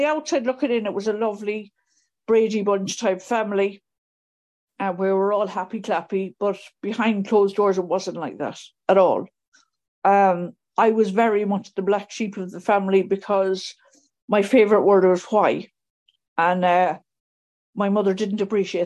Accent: Mayo, Connacht, Ireland; moved away; I grew up in Mayo, which is in the West Coast

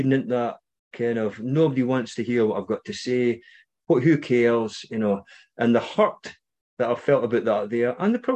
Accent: Scotland, United Kingdom; you might recognise my accent, maybe not. I'm from Scotland.

